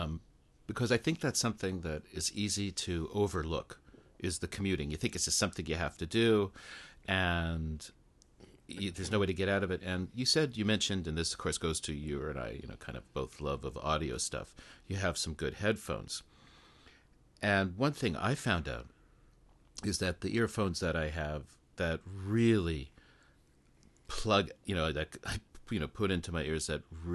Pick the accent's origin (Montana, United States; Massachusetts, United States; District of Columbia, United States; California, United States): California, United States; Los Angeles; now in Japan; I'm from Los Angeles, so I think to go 5 miles on the freeway now takes like an hour.